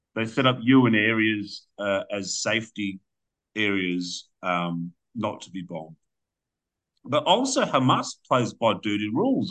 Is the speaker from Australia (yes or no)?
yes; Australia; as an Australian that you know, I own the I own the deed to my house